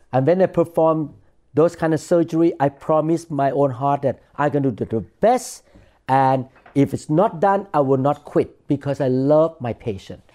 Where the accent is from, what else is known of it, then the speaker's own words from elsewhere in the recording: Thailand; when I was growing up in Thailand